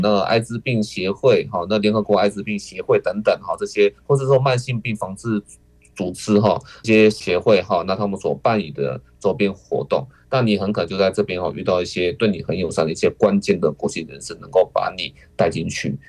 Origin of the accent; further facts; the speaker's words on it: Taiwan; 我们台湾人的想法